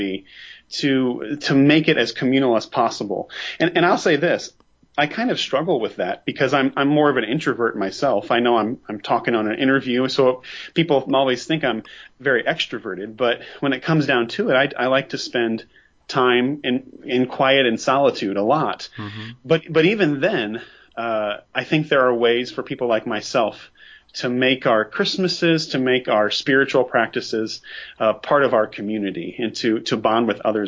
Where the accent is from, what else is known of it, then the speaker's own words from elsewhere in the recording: United States; I'm an American. I live in the United States